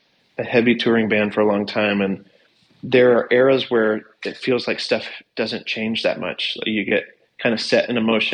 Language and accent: English; Morganton, North Carolina, United States; also born or lived in the Triangle, North Carolina; I'm from Morganton, North Carolina